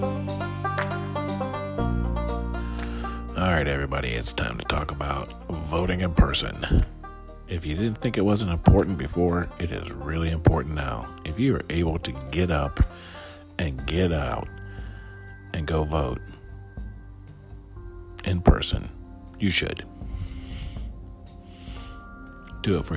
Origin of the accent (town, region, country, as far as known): United States